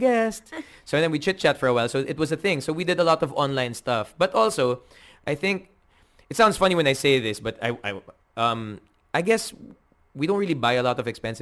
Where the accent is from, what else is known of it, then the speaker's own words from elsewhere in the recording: Manila, Metro Manila, Philippines; I'm from Manila